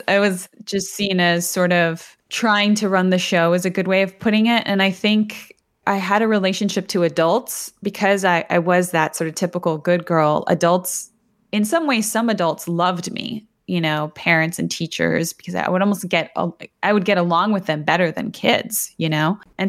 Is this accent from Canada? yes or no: yes; Toronto, Ontario, Canada; also born or lived in Buenos Aires, Argentina; So I was born in Buenos Aires in Argentina. And when I was 2 years old, my family immigrated to Toronto, Canada.